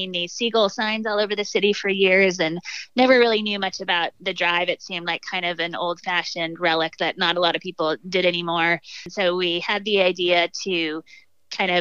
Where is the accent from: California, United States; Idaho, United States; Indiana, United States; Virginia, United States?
California, United States; Davis; also born or lived in San Francisco; I'm a native of Northern California. I grew up in Davis near Sacramento